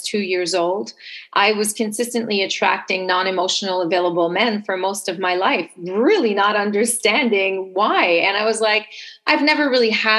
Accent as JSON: {"language": "English", "town": "Montreal", "region": "Quebec", "country": "Canada", "accent": "French Canadian", "second_language": "English", "moved": "yes", "lives_now": "Toronto, Canada", "said": "I'm originally from Montreal, but based in Toronto. So if you pick up a little bit of an accent, it's because I am French Canadian"}